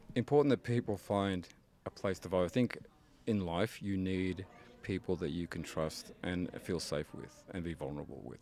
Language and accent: English; Spanish Fork, Utah, United States; also born or lived in Payson, Utah / Fort Worth, Texas; I grew up here. I grew up in Spanish Fork and Payson, Utah